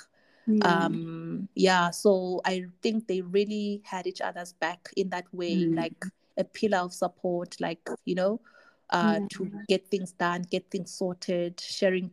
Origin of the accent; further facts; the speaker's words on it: Tanzania; I grew up in Tanzania